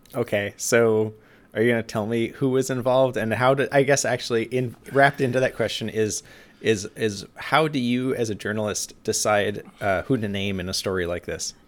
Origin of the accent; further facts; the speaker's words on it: Juneau, Alaska, United States; I grew up in Juneau